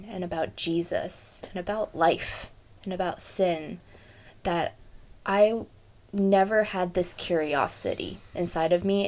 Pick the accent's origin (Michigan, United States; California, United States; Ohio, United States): California, United States; Fremont; also born or lived in Hayward; I was born and raised in Fremont, it's kind of a little bit of a lie, but I was born at Hayward Kaiser